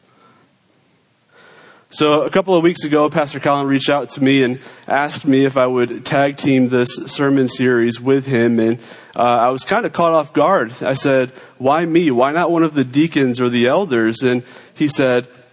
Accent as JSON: {"language": "English", "region": "New York", "country": "United States", "said": "I am a New Yorker."}